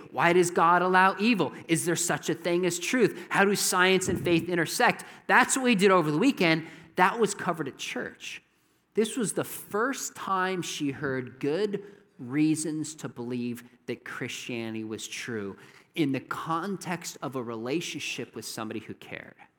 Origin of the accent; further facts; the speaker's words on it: Southern California, United States; moved away; I'm from Southern California